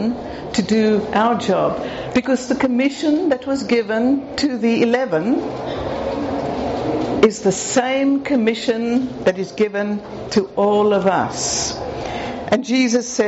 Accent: South Africa; I'm South African

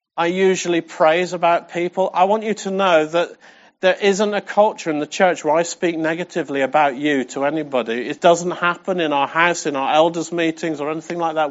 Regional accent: England, United Kingdom; we're English

